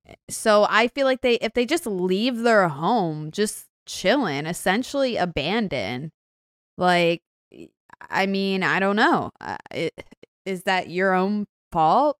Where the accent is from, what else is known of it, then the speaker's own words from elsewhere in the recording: Baltimore, Maryland, United States; I'm from Baltimore